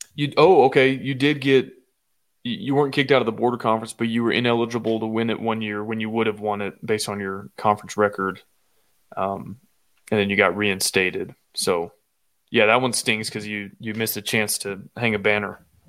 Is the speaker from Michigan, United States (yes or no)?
no; Austin, Texas, United States; I'm from Austin